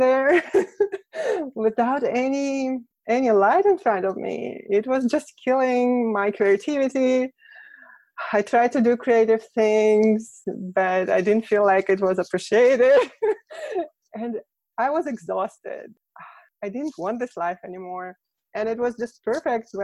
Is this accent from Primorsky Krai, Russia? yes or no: no; Moscow, Russia; first language Russian; English is a second language; moved away as an adult; now in United States; I'm from Russia, Moscow